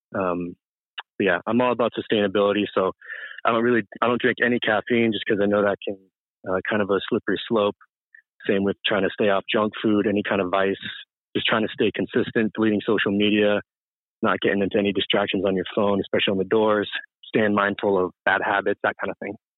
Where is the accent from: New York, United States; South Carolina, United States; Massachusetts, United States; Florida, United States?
Massachusetts, United States; Marlborough; from Massachusetts, central town. Massachusetts called Marlboro